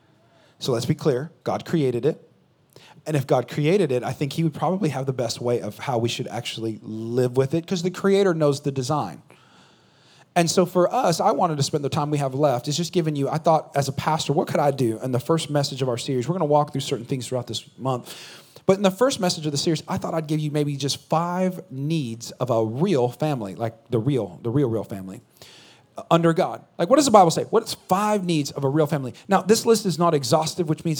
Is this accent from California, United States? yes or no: yes; California, United States; now in Texas, United States; I'm from California